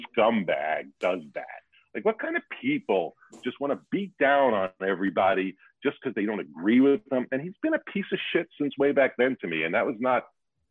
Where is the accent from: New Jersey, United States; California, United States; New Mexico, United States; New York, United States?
New York, United States; moved away; I come from being a New Yorker